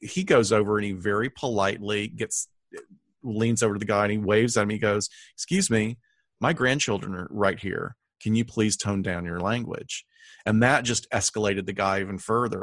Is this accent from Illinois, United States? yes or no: no; Huntsville, Alabama, United States; my hometown of Huntsville